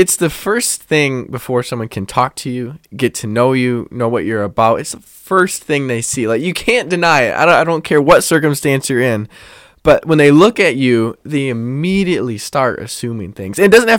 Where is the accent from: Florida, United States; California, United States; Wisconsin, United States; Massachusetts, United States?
Wisconsin, United States; Brookfield; I'm from Brookfield, Wisconsin.